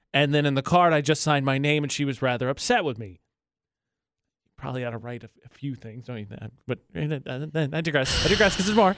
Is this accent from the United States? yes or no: yes; Midwest, United States; now in Utah, United States; I'm from the Midwest. It's flat.